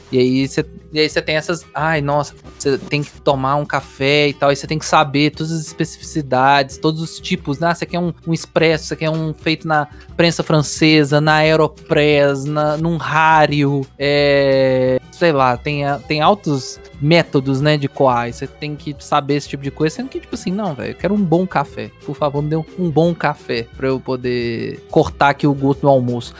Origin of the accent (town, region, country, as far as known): Minas Gerais, Brazil